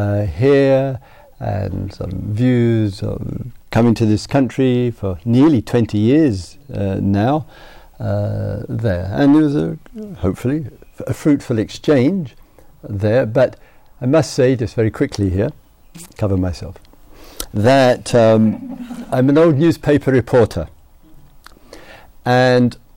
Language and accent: English; England, United Kingdom; being an Englishman, and being a small student of history and the use of the past, of memory